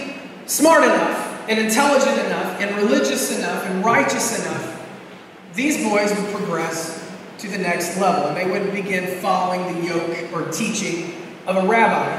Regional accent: Florida, United States; I'm from Florida.

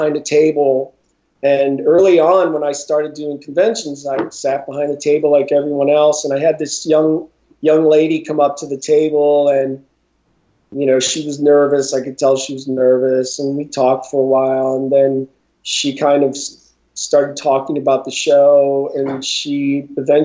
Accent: Northeast Ohio, United States; when I was in school in Northeast Ohio

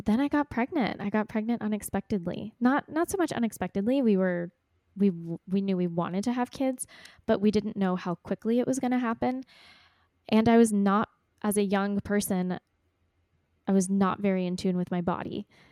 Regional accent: Texas, United States; also born or lived in Ecuador; born and raised in Texas

